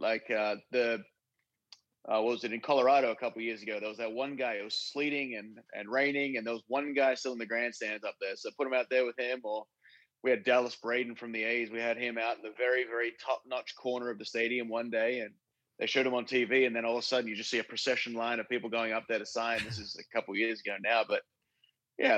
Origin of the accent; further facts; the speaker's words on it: Australia; also born or lived in Chicago; now in Florida, United States; I'm Australian